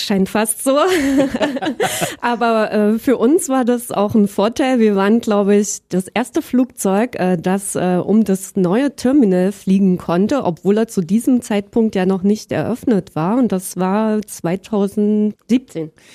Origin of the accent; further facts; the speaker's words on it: Berlin, Germany; moved away as an adult; also born or lived in Halle an der Saale / Leipzig / Dresden; geboren bin ich in Halle an der Saale, ähm, wobei ich im Prinzip mehr oder weniger schon immer in Berlin aufgewachsen bin